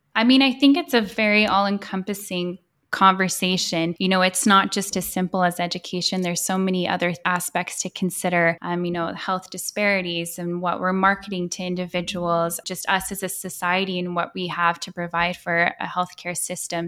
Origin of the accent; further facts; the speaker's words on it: Edmonton, Alberta, Canada; moved away as an adult; now in Vancouver, Canada; I'm from Edmonton, and yes, I moved to Vancouver about six years ago